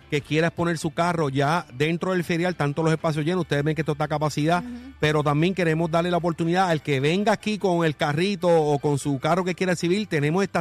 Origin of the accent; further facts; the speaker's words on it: Mayagüez, Puerto Rico; aquí nosotros en el área sur de Puerto Rico, nosotros somos de Mayagüez, producimos en toda la isla